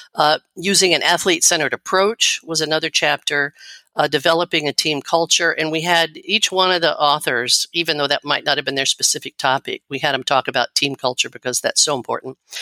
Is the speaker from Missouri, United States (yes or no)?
yes; Missouri, United States; I grew up in Missouri